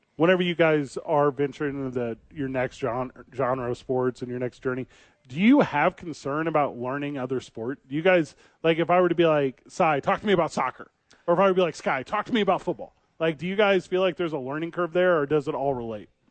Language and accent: English; Illinois, United States; we're both from Illinois